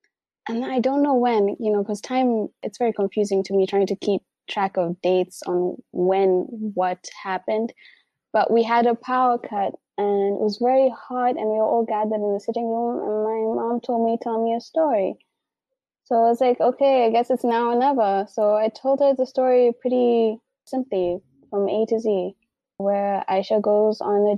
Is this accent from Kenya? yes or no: yes; Mombasa, Mombasa County, Kenya; born there; But I was born in Mombasa.